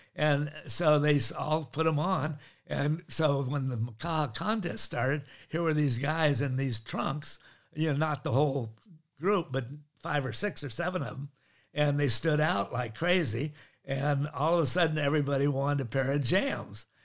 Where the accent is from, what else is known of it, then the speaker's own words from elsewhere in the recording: Laguna Beach, California, United States; also born or lived in Honolulu, Hawaii / Maui, Hawaii; I come to Laguna, where I grew up